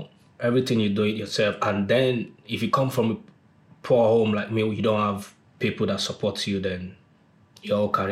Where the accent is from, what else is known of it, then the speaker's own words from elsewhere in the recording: Lagos, Nigeria; moved away as an adult; also born or lived in Norway / Manchester; I was born and brought up in Ajegunle